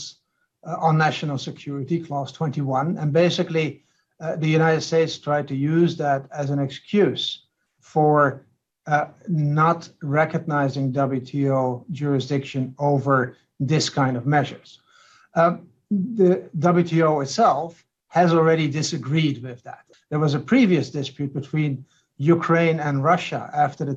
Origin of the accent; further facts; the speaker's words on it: Netherlands; I come from the Netherlands